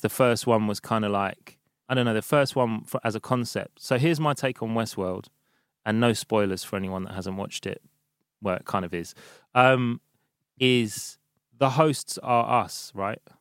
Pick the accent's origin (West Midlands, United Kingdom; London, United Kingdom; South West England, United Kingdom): London, United Kingdom; i've been in london since first week of march